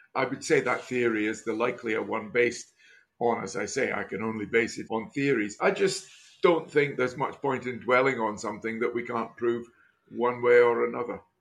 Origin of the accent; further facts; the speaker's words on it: Scotland, United Kingdom; growing up in Scotland